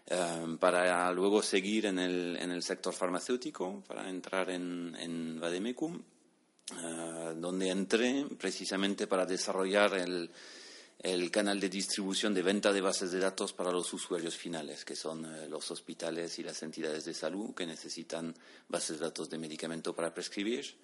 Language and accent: Spanish; Bordeaux, Nouvelle-Aquitaine, France; Yo, yo soy de Burdeos, del suroeste de Francia, entonces pues tradicionalmente muy, muy cercano a España.